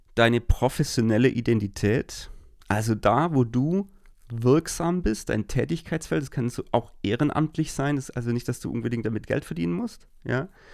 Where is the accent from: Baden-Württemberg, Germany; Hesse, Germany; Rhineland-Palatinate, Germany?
Baden-Württemberg, Germany; bei uns in Baden-Württemberg sind dann zum Beispiel diese Pfingstferien